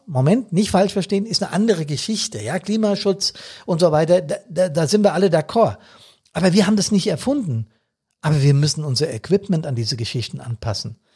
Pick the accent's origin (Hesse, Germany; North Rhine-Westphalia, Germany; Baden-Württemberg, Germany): Hesse, Germany; Bad Soden; in Bad Soden, hier in meiner Heimatstadt